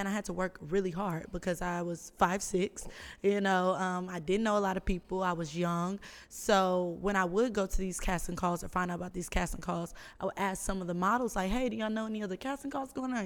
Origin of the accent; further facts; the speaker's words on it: Houston, Texas, United States; I'm from Houston, Texas.